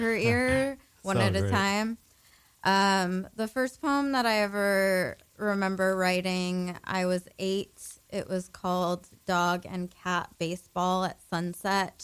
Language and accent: English; San Diego, California, United States; also born or lived in Paris, France; So I grew up in San Diego, California. That's where I was born and raised.